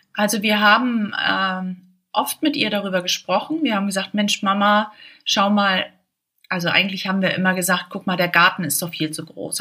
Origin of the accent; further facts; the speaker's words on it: Schleswig-Holstein, Germany; ich komme aus Schleswig-Holstein